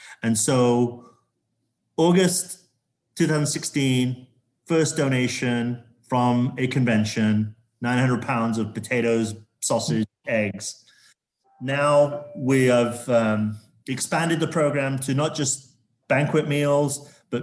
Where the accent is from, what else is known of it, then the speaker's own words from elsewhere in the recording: Zambia; now in Las Vegas, United States; I grew up in Zambia in Africa, and I saw quite a lot of poverty and pollution around me. I grew up in a mining town in Zambia